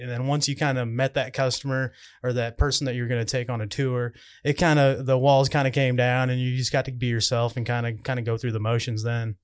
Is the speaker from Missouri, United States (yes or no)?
yes; Owensville, Missouri, United States; my hometown in Owensville.